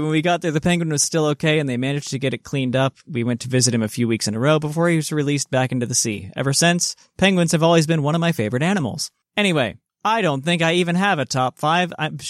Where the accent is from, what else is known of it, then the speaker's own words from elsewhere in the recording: Port Elizabeth, Eastern Cape, South Africa; I grew up in Port Elizabeth in South Africa, a city on the coast.